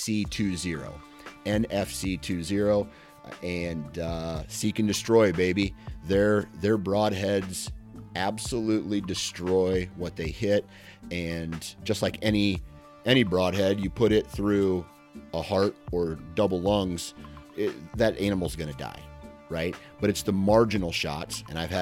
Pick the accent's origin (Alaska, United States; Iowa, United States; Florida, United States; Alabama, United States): Iowa, United States; I'm from Iowa